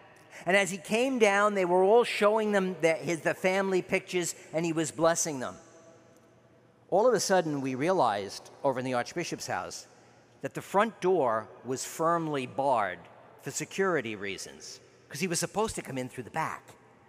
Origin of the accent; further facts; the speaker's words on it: New York, United States; As you can tell, I'm a New Yorker, I'm a bit obnoxious about it.